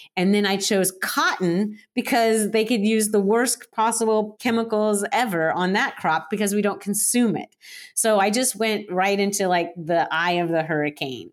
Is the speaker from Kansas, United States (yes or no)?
no; Florida, United States; now in Portland, United States; I am currently in Portland, Oregon, but I'm originally from Florida. I grew up, uh, on the Space Coast